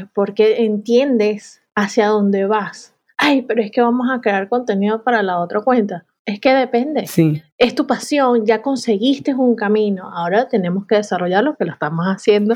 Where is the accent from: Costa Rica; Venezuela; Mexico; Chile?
Venezuela; now in Málaga, Spain; yo como venezolana